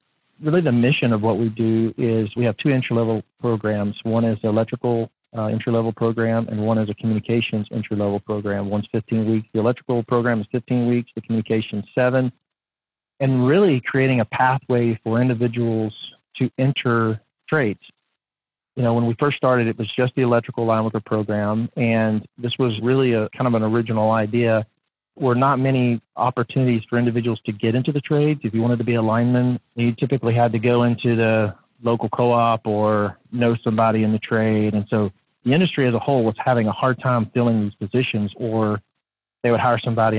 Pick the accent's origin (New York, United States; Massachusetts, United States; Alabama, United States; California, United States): Alabama, United States; Northern; moved away as an adult; now in Chattanooga, United States; I was not necessarily a country boy growing up in Northern Alabama